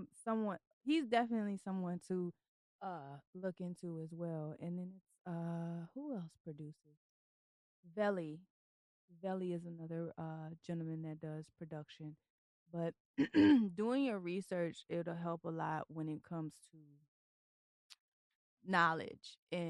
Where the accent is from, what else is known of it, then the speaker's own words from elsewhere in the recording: Philippines; I would have never known, and I'm Filipino.